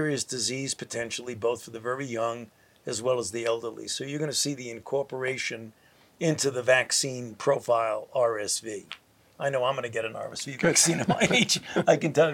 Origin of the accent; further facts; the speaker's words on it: United States; I'm an American